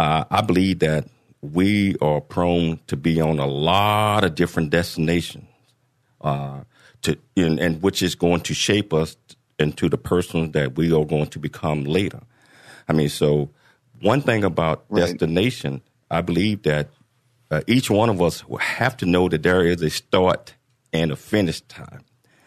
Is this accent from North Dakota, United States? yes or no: no; Chattanooga, Tennessee, United States; born there; I was born in Chattanooga, Tennessee.